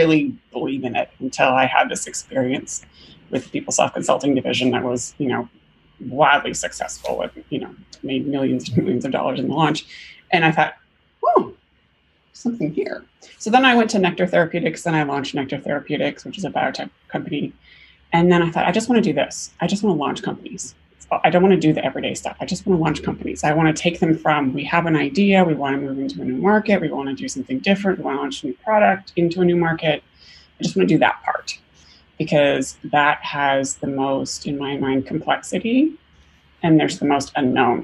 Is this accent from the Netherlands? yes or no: no; Canada; moved away as an adult; also born or lived in Bay Area, United States; now in United States; I'm actually a Canadian born in Canada